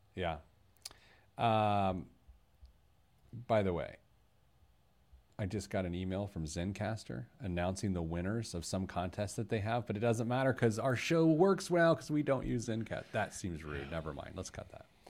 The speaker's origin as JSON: {"language": "English", "town": "Speedway", "region": "Indiana", "country": "United States", "tie": "born or raised there", "said": "I was born at Methodist Hospital in Indianapolis, but I grew up in Speedway"}